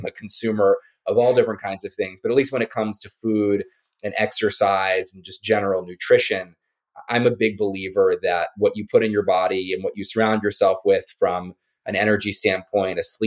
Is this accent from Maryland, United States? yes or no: yes; Maryland, United States; I was born on the East Coast and grew up in Maryland